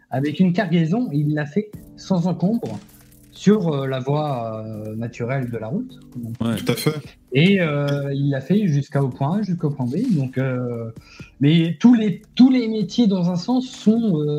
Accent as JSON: {"language": "French", "country": "France", "said": "moi je suis français, moi j'ai pas de religion forcément."}